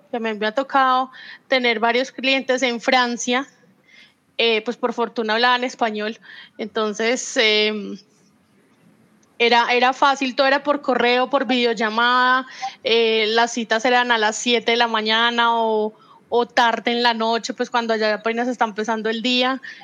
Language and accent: Spanish; Manizales, Caldas, Colombia; Yo sigo en mi país natal, en mi ciudad natal